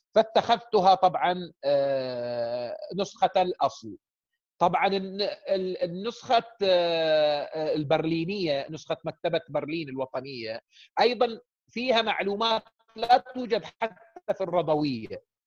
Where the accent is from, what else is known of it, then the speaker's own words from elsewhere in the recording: Saudi Arabia; احنا من السعوديه